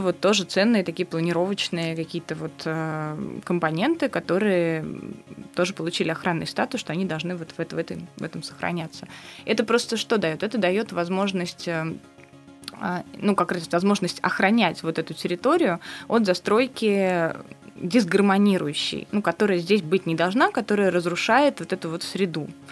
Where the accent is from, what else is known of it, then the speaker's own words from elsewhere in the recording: Samara, Samara Oblast, Russia; любой наш самарский двор